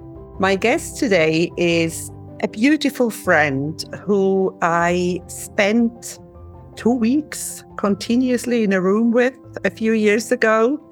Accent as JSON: {"language": "English", "country": "Switzerland", "also_born_or_lived": "Cyprus", "said": "like I'm from Switzerland. I have not lived in Switzerland that much. I have lived in Cyprus more or in other places more."}